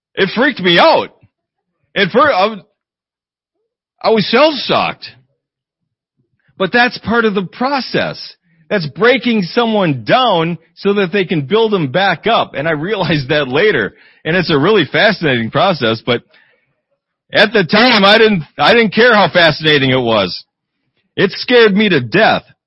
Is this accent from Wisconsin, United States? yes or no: yes; Eau Claire, Wisconsin, United States; moved away; I grew up in Eau Claire, Wisconsin